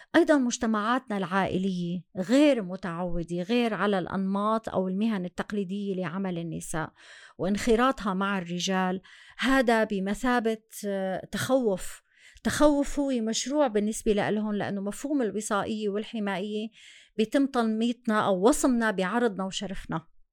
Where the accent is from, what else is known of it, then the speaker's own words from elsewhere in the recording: Syria; moved away as an adult; now in Germany; لجوءنا ومع هربنا من سوريا